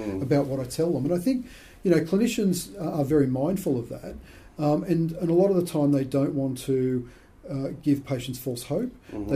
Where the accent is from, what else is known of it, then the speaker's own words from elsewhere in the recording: Sydney, New South Wales, Australia; I was born in Sydney. I've got one brother. We come from a very average middle class family